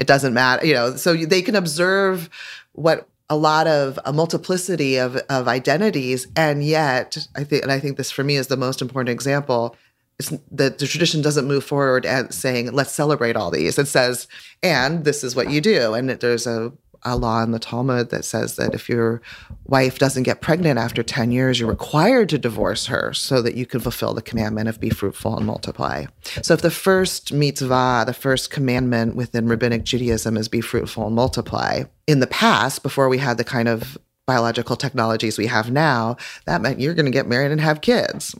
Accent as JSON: {"language": "English", "town": "Eugene", "region": "Oregon", "country": "United States", "tie": "born or raised there", "said": "growing up in Eugene, Oregon"}